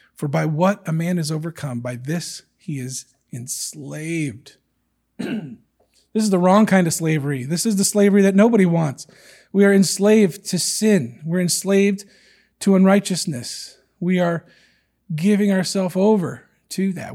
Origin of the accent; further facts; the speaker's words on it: United States; It's something that I'm very proud of as an American